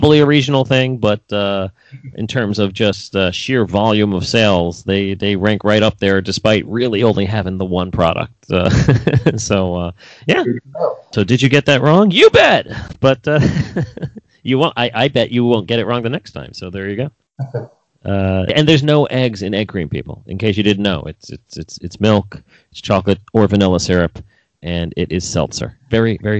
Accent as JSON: {"language": "English", "town": "New York City", "region": "New York", "country": "United States", "tie": "born or raised there", "said": "I'm from New York City"}